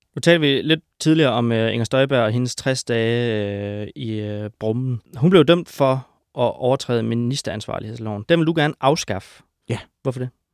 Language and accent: Danish; Denmark; de mørke steder i Jylland, hvor jeg kommer fra